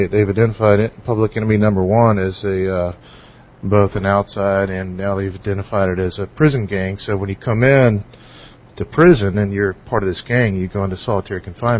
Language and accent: English; Atlanta, Georgia, United States; also born or lived in Forsyth County, Georgia; I'm from Atlanta.